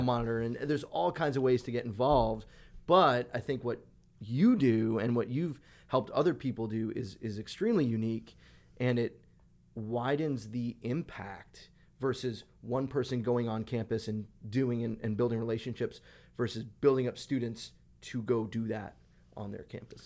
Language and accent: English; Long Island, New York, United States; I grew up on Long Island, so deli sandwiches on Long Island were the best